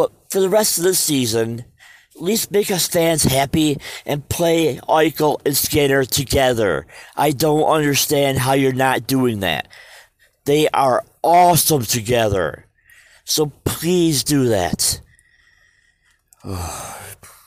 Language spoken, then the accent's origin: English; Western New York, United States; I'm from Western New York